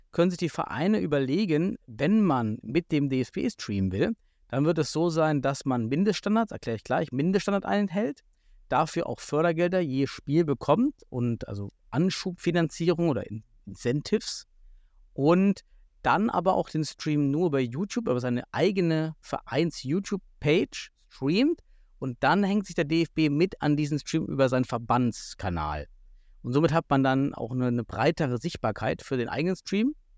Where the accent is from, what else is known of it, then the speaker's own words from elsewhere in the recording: Southern Thuringia, Germany; moved away; ich bin aus Südthüringen